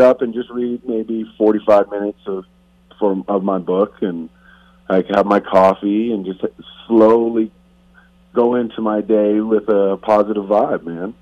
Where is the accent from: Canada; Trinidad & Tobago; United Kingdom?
Canada; moved away; I'm still Canadian